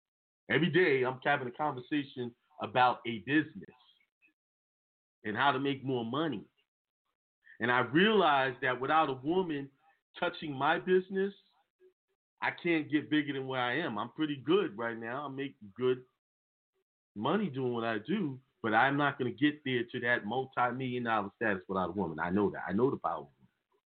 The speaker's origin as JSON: {"language": "English", "region": "New York", "country": "United States", "tie": "born or raised there", "said": "I was raised in New York, so that I came up in a different way, you know, take the bus."}